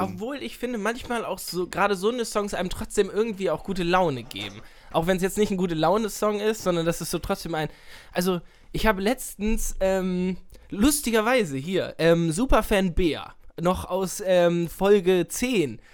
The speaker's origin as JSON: {"language": "German", "town": "Nienburg", "region": "Lower Saxony", "country": "Germany", "said": "Ich komme ja aus Nienburg"}